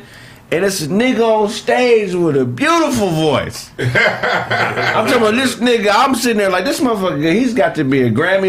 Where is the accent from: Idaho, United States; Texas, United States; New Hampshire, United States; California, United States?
California, United States; Pasadena; I'm from Pasadena.